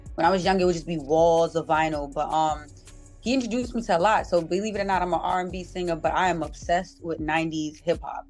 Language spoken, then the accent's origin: English; New York City, New York, United States; I'm from Uptown, so I grew up on not too far from um, 233rd